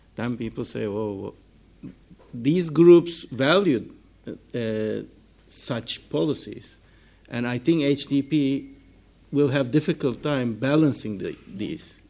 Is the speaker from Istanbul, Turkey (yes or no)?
no; İzmir, Turkey; I'm from Izmir